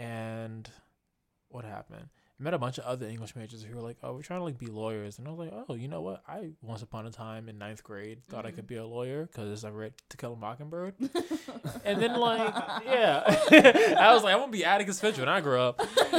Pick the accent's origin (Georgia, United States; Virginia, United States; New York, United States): Virginia, United States; moved away as an adult; now in Boston, United States; From Virginia, did it VA. We call where I'm from the DMV.